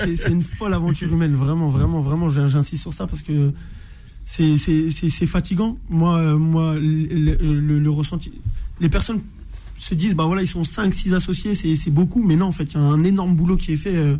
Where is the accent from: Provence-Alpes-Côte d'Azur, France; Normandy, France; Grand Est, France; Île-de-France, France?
Île-de-France, France; Orly; je suis originaire pardon, de Orly dans le 94.